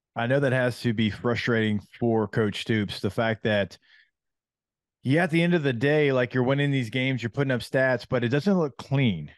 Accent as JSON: {"language": "English", "region": "Louisiana", "country": "United States", "tie": "born or raised there", "said": "growing up in Louisiana"}